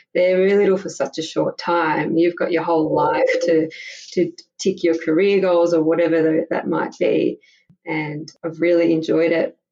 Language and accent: English; Melbourne, Victoria, Australia; moved away as an adult; now in Prague, Czech Republic; I'm from Melbourne, Australia, and I had my first daughter there six years ago